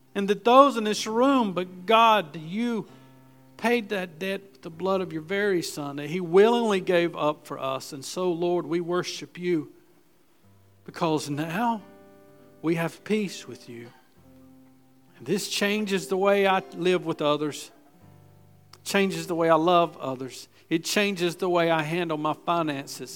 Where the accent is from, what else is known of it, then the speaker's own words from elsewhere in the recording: Gastonia, North Carolina, United States; I'm from West Gastonia